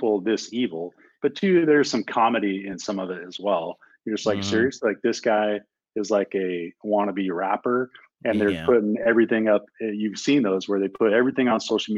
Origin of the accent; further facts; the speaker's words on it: Montana, United States; my home state of Montana